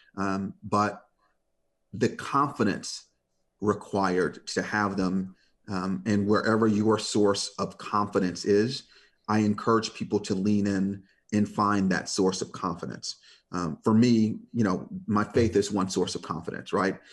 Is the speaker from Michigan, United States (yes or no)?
yes; Detroit, Michigan, United States; I grew up in Detroit